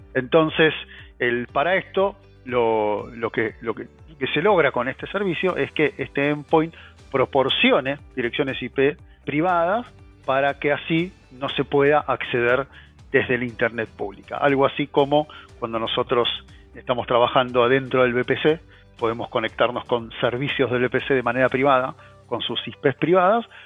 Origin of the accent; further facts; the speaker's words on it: Argentina; soy argentino, vivo en Argentina